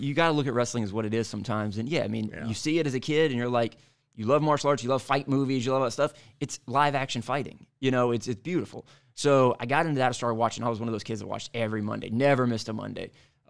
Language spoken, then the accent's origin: English; Denham Springs, Louisiana, United States; I grew up in Denham Springs, Louisiana, right outside of Baton Rouge. Small town.